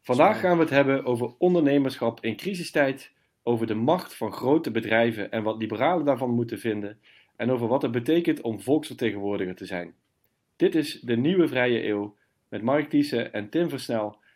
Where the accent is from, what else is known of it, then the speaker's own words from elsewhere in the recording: Limburg, Netherlands; ik ben zelf Limburger